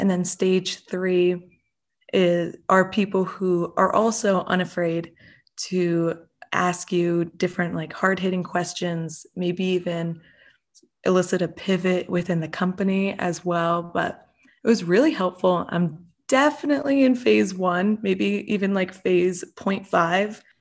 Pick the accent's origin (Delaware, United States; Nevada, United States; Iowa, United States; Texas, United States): Delaware, United States; also born or lived in Massachusetts; I'm from Delaware, and I came to Drexel to study entrepreneurship